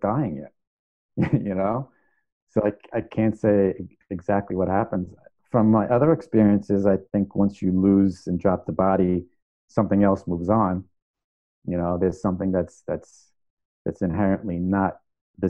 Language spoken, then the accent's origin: English; New York, United States; I grew up in New York